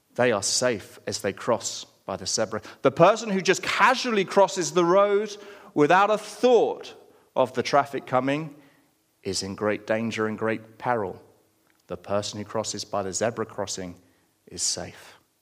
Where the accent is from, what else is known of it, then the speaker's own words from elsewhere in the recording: United Kingdom; we're British